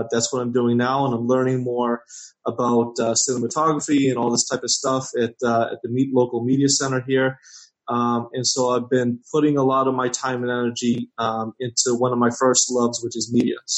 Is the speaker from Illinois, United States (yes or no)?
no; Boston, Massachusetts, United States; born and raised in Boston, in a city.